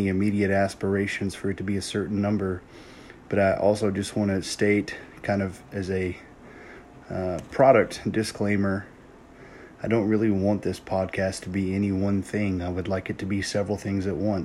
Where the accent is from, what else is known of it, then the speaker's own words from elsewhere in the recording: Louisiana, United States; Lifelong LSU fan, born and raised in Louisiana